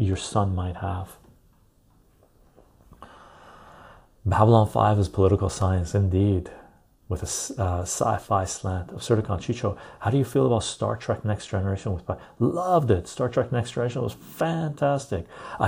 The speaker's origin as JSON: {"language": "English", "country": "Canada", "said": "I'm a Canadian"}